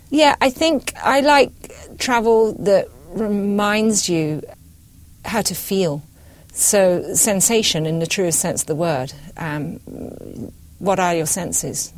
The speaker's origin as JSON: {"language": "English", "region": "Scotland", "country": "United Kingdom", "tie": "born or raised there", "said": "I'm British. I was brought up in Scotland."}